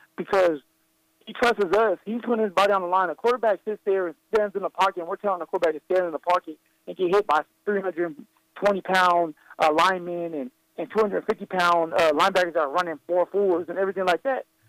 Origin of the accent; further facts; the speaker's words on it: Colorado, United States; my home state